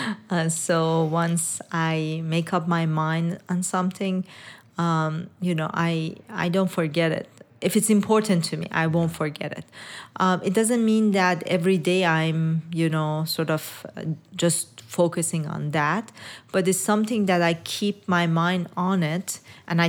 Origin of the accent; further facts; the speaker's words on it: Iran; moved away; I was born in Iran and raised in Iran